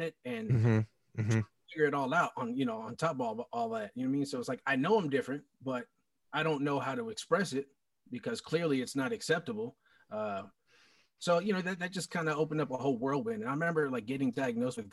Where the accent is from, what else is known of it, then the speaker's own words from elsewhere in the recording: South Florida, United States; Born and raised down here, South Florida